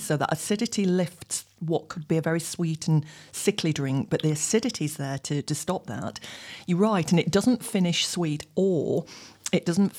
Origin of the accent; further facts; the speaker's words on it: United Kingdom; I'm from North.